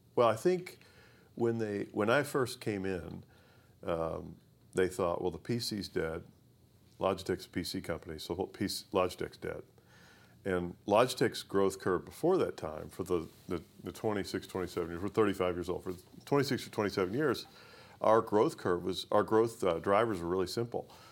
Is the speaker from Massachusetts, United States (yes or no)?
no; Owensboro, Kentucky, United States; I grew up in Owensboro, Kentucky